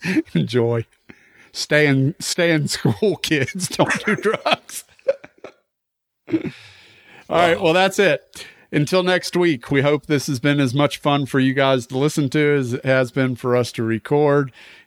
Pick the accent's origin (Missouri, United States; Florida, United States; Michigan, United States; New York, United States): New York, United States; Well, and if you think about it, I mean, growing up in New York in the 70s, late 60s and the 70s, when punk was starting to make its way to New York